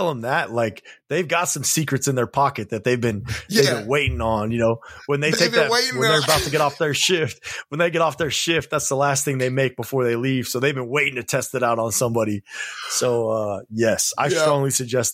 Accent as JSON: {"language": "English", "region": "Nebraska", "country": "United States", "said": "I am from Nebraska"}